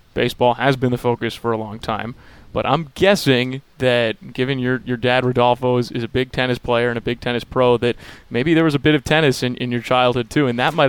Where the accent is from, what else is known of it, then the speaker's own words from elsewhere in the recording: New York, United States; moved away; I grew up in New York. I grew up a Mets fan.